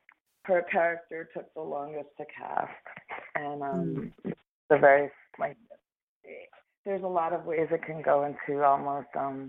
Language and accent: English; United States; Well, also just as an American, I wish it weren't on the nose.